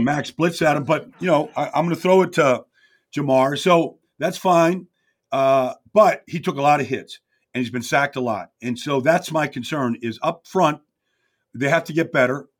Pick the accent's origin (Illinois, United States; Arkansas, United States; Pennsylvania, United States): Pennsylvania, United States; Pittsburgh; I'm from Pittsburgh. My mom and dad are from Pittsburgh.